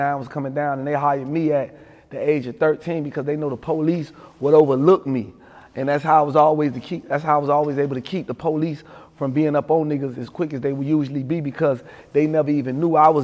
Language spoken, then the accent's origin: English; Miami, Florida, United States; growing up in Overtown, man, I grew up in the 4 Cent